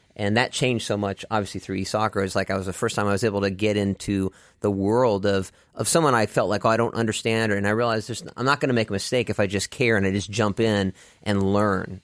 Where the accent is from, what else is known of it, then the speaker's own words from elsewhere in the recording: Dallas, Texas, United States; I grew up in Dallas, Texas